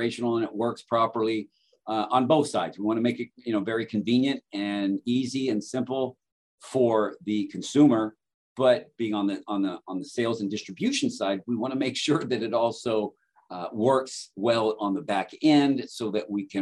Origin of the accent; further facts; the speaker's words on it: Southern California, United States; moved away as an adult; now in Phoenix, United States; I'm from Southern California.